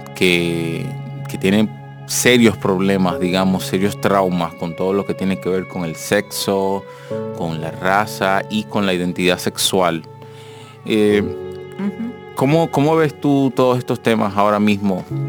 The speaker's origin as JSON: {"language": "Spanish", "country": "Dominican Republic", "said": "del dominicano"}